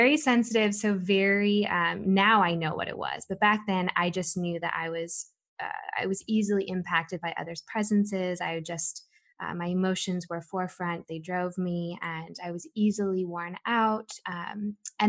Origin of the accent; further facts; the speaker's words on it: Southern California, United States; I grew up in Southern California